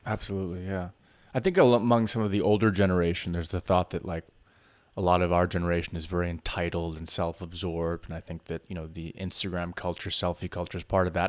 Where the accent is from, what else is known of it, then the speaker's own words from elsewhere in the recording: New York City, New York, United States; as a New Yorker